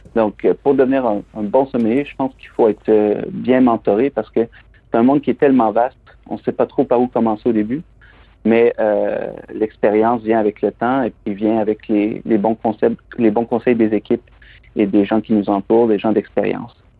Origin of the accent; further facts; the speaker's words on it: Plessisville, Quebec, Canada; moved away as an adult; also born or lived in Montreal / London; Je suis originaire des Bois-Francs, je suis originaire de la région de Plessisville